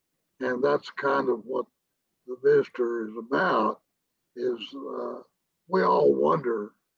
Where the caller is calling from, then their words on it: San Angelo, Texas, United States; San Angelo, Texas.